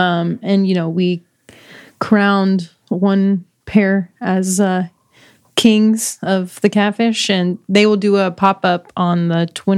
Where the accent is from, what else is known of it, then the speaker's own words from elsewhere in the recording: San Angelo, Texas, United States; now in Austin, United States; I'm from San Angelo